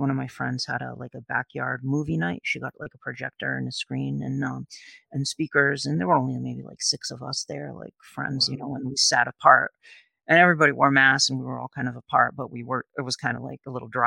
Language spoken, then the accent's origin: English; New Bedford, Massachusetts, United States; I grew up in New Bedford, Massachusetts, which is known as the Whaling City